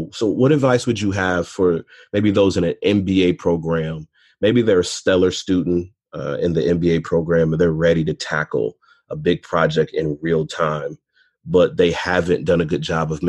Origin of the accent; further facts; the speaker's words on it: close to Detroit, Michigan, United States; I'm from Michigan, close to Detroit